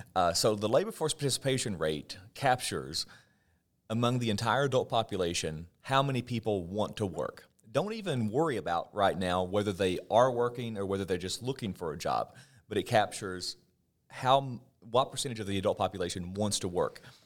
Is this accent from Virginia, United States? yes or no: yes; southwestern Virginia, United States; moved away as an adult; I'm from Virginia, but where I'm from in Virginia is the very southwestern part. And my home, as the crow flies, is only maybe twenty or thirty miles from the West Virginia state line